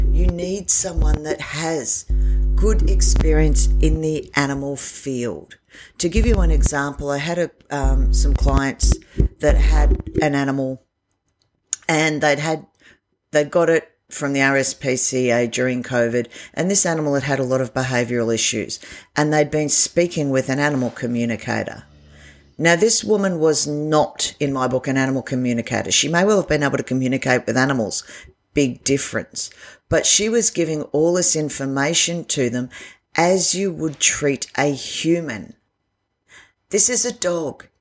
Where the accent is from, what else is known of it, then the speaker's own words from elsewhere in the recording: Australia; I'm an Aussie